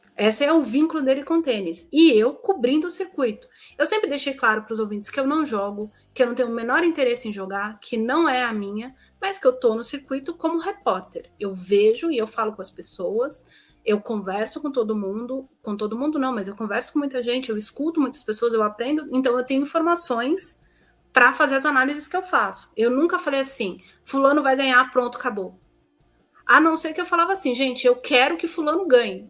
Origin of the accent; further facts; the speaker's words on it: São Paulo, Brazil; moved away as an adult; eu sou de São Paulo